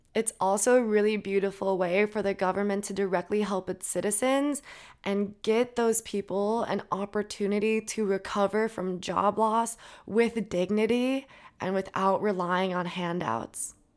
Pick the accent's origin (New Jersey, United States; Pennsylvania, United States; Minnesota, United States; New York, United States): Minnesota, United States; I'm from Minnesota